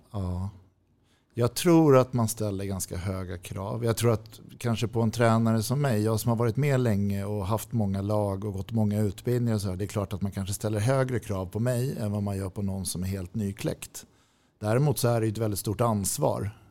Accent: Täby, Stockholm County, Sweden; also born or lived in Nacka / Djurö; Jag är född på Nacka sjukhus. Vi bodde på Djurö när jag var liten. Eh, men när jag var fem flyttade vi till Täby och sen har jag i stort sett bott där

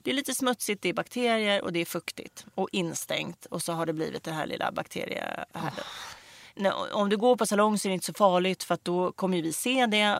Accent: Stockholm, Stockholm County, Sweden; jag kommer liksom från Rinkeby-Kista och hade ingen egentligen ekonomisk backup i det här.

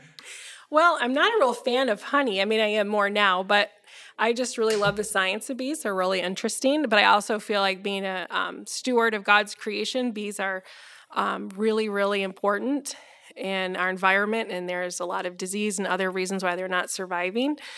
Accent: Grandville, Michigan, United States; also born or lived in Hawaii / Colorado; now in Holland, United States; I'm actually from Granville

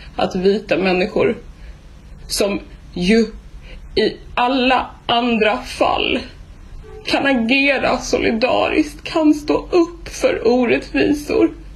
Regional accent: Sweden; det är lätt för oss här hemma i Sverige att sitta och titta på nyheterna

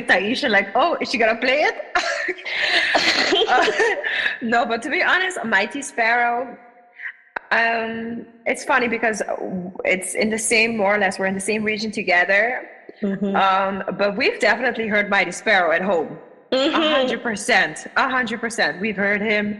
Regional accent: Aruba; we were both born and raised on Aruba

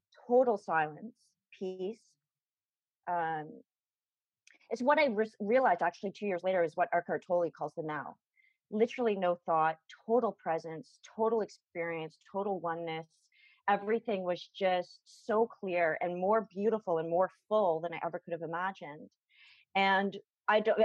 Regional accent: Toronto, Ontario, Canada; I'd flown from my hometown, from Toronto

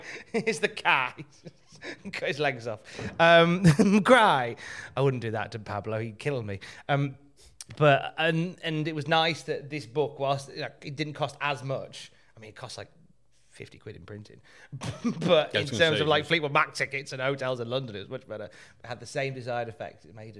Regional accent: Australia; I'm an Australian.

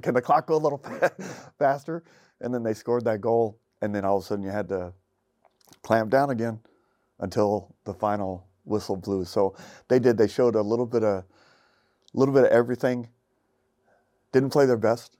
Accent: United States; as an American who doesn't get exposed to football like it's really meant to be

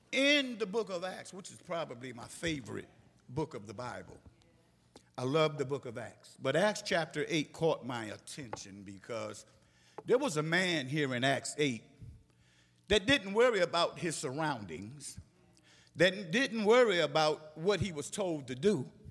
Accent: Philadelphia, Pennsylvania, United States; moved away; my hometown of Philadelphia, Pennsylvania

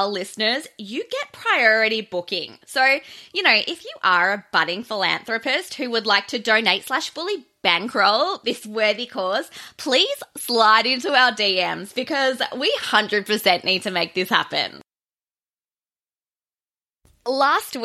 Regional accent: Australia; I'm Australian, I'm a bogan

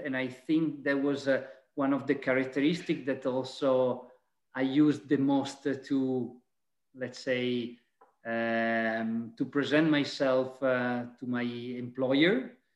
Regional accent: Venice area, Veneto, Italy; also born or lived in Vicenza; I'm Italian. I'm from the Venice area

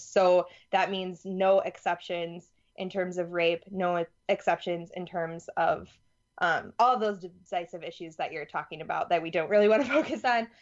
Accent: Madison, Wisconsin, United States; also born or lived in Louisiana; I'm from Madison, Wisconsin.

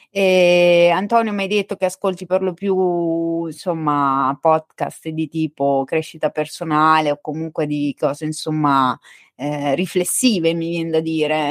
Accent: Marche, Italy; accent: marchigiano; sono marchigiana

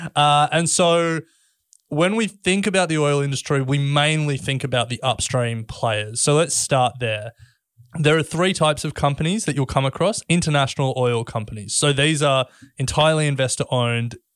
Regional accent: Australia; we're Australian

